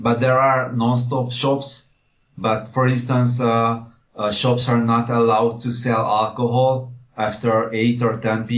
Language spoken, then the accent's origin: English; Budapest, Hungary; born there; Yes, I was born in Budapest.